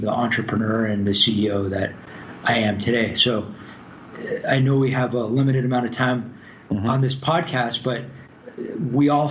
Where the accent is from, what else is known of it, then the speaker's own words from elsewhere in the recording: Los Angeles, California, United States; moved away as an adult; also born or lived in New York; Growing up in Los Angeles, I'd never really experienced cold weather before